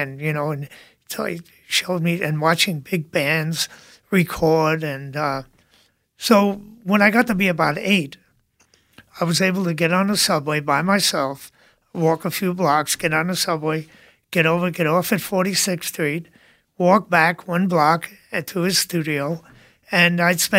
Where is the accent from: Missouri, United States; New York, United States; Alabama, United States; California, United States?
New York, United States; New York City; I grew up in Brooklyn.